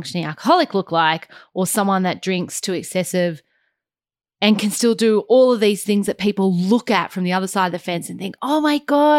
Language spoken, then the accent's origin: English; Australia; as a mom and as an Australian woman